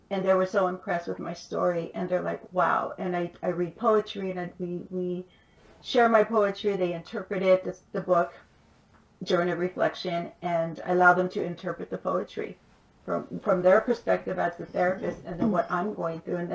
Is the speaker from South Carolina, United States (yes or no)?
no; Los Angeles, California, United States; I grew up in East LA, East Los Angeles. I was born. I moved more than 25 times before I completed high school, went to nine different schools.